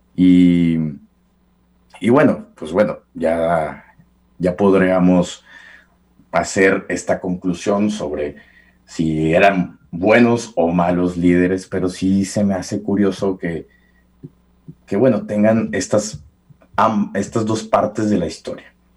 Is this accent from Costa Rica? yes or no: no; Mexico; a nosotros como mexicanos